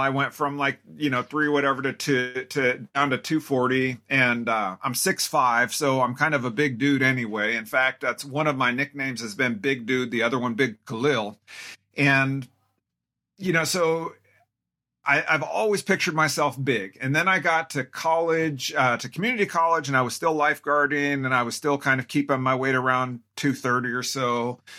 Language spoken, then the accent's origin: English; Tacoma, Washington, United States; now in Spokane, United States; I grew up in Tacoma, which is about four and a half hours west of here